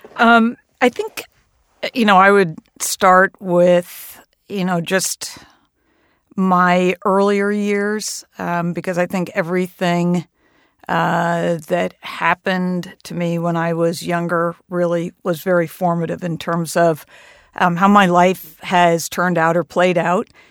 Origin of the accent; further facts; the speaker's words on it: Hastings-on-Hudson, New York, United States; also born or lived in Massachusetts; the oldest men's golf club in Hastings on Hudson, my hometown.